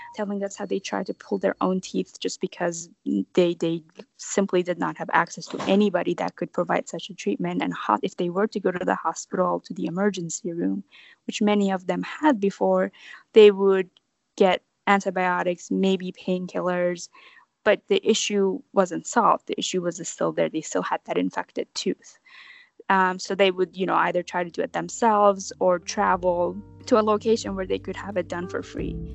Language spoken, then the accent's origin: English; West Palm Beach, Florida, United States; moved away; I'm from West Palm Beach, Florida.